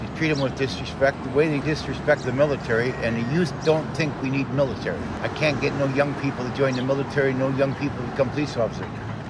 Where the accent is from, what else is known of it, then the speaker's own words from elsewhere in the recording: Wisconsin, United States; now in New York City, United States; I'm from Wisconsin